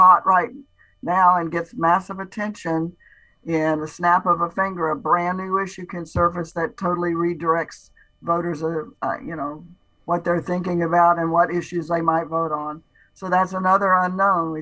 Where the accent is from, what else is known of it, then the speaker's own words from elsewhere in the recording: Strawberry area, Florida, United States; I'm from Strawberry area, but I love key limes because my family was in citrus